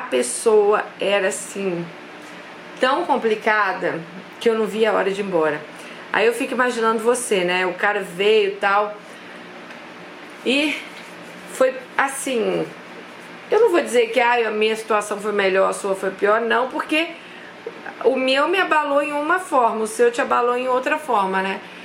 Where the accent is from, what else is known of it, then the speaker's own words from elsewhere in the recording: Brazil; a gente é brasileira